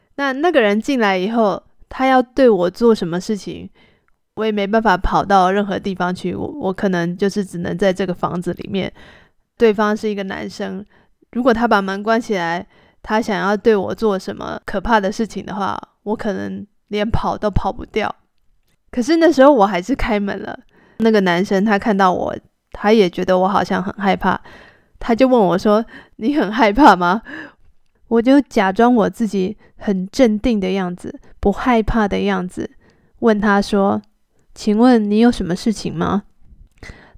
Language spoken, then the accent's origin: Chinese; Taiwan; moved away; 我是从台湾来的